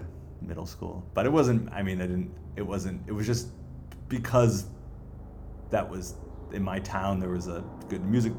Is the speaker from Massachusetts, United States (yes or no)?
yes; a suburb outside of Boston, Massachusetts, United States; I grew up in just a suburb outside of Boston